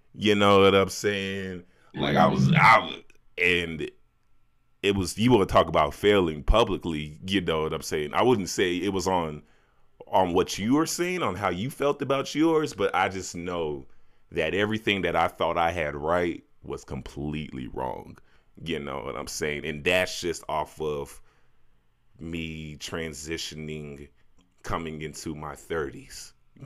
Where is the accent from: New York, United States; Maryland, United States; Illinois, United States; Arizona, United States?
Illinois, United States; Chicago; also born or lived in Las Vegas, United States; now in Denver, United States; growing up in Chicago